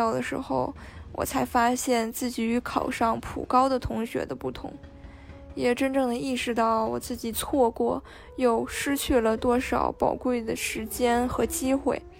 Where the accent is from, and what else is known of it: Shenyang, Liaoning, China